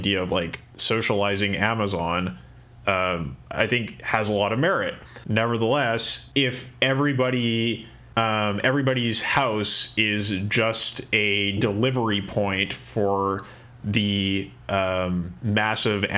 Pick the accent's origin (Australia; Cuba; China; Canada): Canada; Kamloops, British Columbia; my hometown of Kamloops in Canada